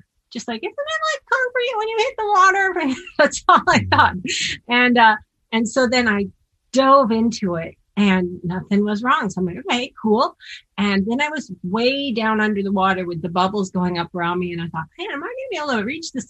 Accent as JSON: {"language": "English", "town": "Seattle", "region": "Washington", "country": "United States", "tie": "born or raised there", "said": "I'm from Seattle and I grew up in the Pacific Northwest"}